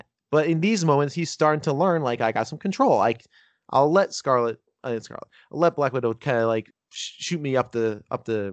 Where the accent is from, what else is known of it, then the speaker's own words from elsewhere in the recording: Northern New Jersey, United States; I'm from Northern New Jersey. I grew up about 20 minutes from New York